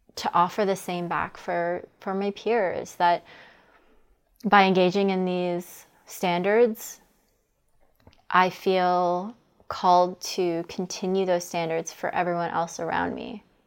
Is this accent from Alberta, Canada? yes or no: no; Toronto, Ontario, Canada; I'm from Toronto.